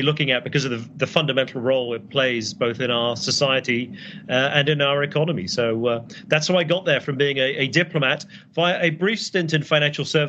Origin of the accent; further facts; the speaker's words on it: United Kingdom; moved away as an adult; now in Boston, United States; I'm British